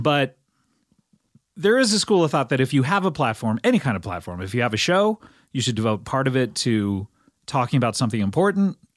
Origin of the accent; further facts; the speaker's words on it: Cypress, California, United States; my hometown of Cyprus in Orange County, California